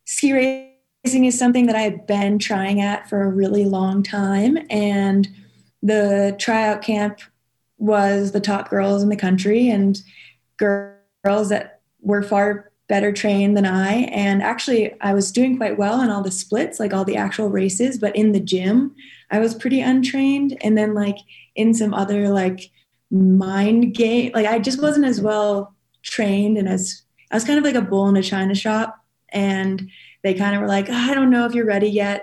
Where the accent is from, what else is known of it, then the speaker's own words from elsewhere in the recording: New Hampshire, United States; moved away as an adult; now in Jackson, United States; Born and raised in New Hampshire, and moved to Jackson when I was 20